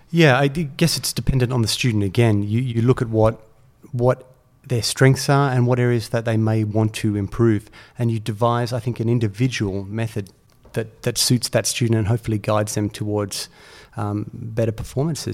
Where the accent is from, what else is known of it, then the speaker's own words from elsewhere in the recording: Australia; as a young player growing up in Australia